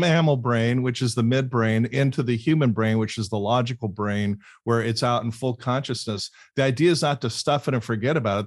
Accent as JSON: {"language": "English", "town": "Fullerton", "region": "California", "country": "United States", "tie": "born or raised there", "also_born_or_lived": "Laguna Beach", "said": "I grew up on Fullerton right up the street from Anaheim Hills"}